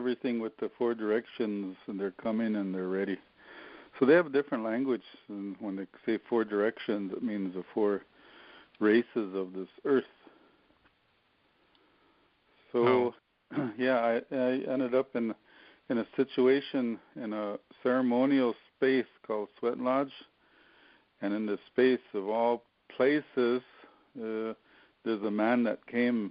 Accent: Wagner, South Dakota, United States; in my hometown, Wagner, South Dakota

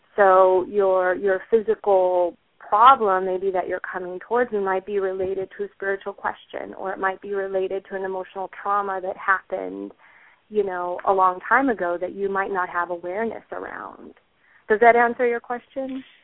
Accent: Puerto Rico; moved away; I am originally from Puerto Rico

